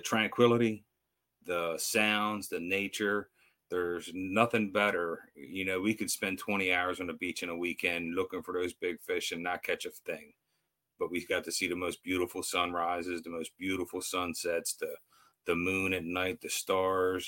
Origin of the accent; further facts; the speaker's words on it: United States; I grew up on the Eastern Shore here, so I've fished and crabbed my whole life.